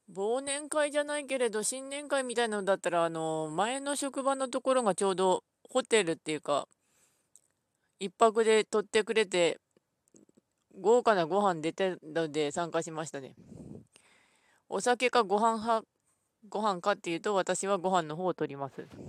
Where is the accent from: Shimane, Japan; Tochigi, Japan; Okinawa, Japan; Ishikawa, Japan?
Ishikawa, Japan; 私は石川県出身ですが